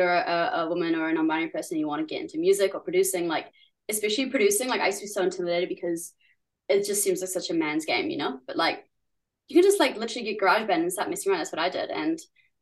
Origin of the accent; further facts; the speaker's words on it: New Zealand; accent: Kiwi; also born or lived in San Francisco, United States / Germany; we came here when I was like seven, and I guess pretty Kiwi now by culture you probably think I sound Kiwi